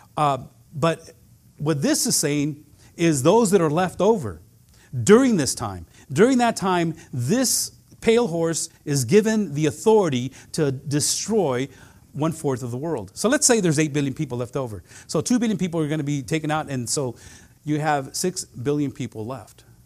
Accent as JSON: {"language": "English", "area": "Central Valley", "region": "California", "country": "United States", "tie": "born or raised there", "said": "I grew up in the Central Valley"}